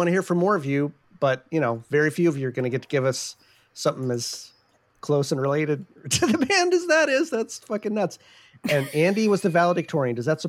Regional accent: Victoria, British Columbia, Canada; Sorry, I was born and raised in Victoria.

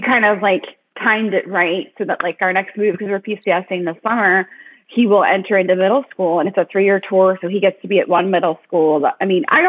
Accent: Florida, United States; moved away; we're both from Florida

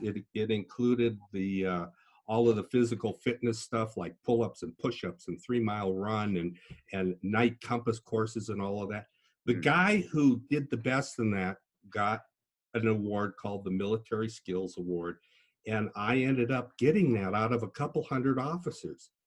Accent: Des Moines, Iowa, United States; also born or lived in Duluth, Minnesota; I was born in Duluth, Minnesota, which has about six months of winter, and I learned to ski. But we did move to Iowa

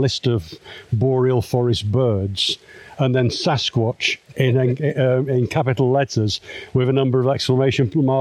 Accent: Manchester, North West England, United Kingdom; now in near London, United Kingdom; I'm originally from Manchester in the north of England

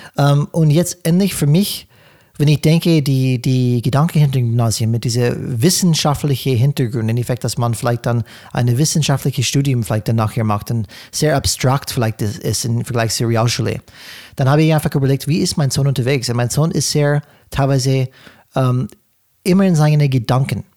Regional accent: California, United States; German is a second language; moved away; ich komme aus Kalifornien.

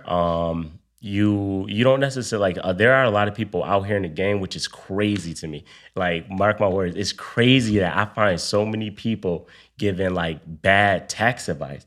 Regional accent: Buffalo, New York, United States; moved away as an adult; also born or lived in DMV (Washington, D.C. area); now in Washington, D.C. area, United States; I'm from Buffalo, New York. Moved to the D M V a few years ago

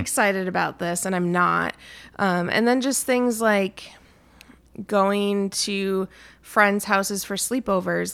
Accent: Anoka, Minnesota, United States; still fairly close to my family. We're from Anoka

